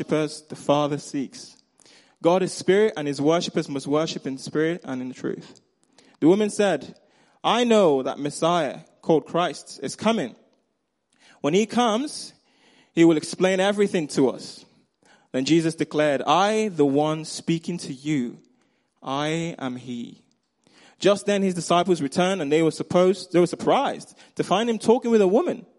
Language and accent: English; Nigeria; accent: Nigerian; moved away; I grew up in Nigeria